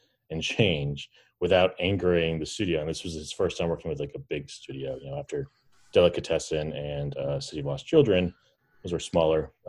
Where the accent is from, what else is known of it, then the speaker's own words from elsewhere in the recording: Lincoln, Massachusetts, United States; also born or lived in Sandwich, Massachusetts; Originally I grew up in Lincoln, Massachusetts